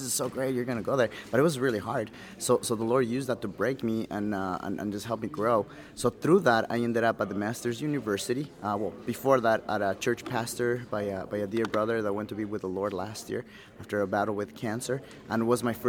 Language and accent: English; Quito, Pichincha, Ecuador; I was born and raised in Quito, Ecuador